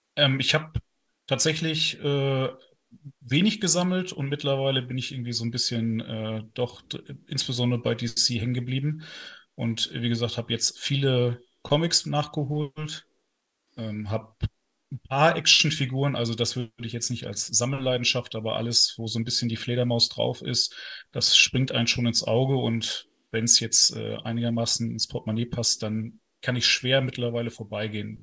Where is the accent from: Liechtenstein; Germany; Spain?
Germany; Northern Germany; now in Ruhr area, Germany; aus dem hohen Norden ursprünglich